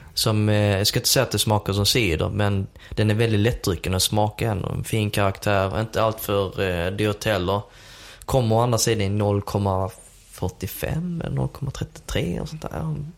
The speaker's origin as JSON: {"language": "Swedish", "country": "Sweden", "said": "jag är från Sverige"}